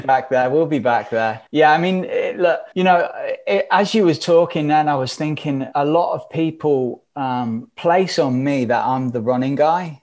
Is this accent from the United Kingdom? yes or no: yes; England, United Kingdom; moved away as an adult; now in United States; I'm stood here living in America. We're from England.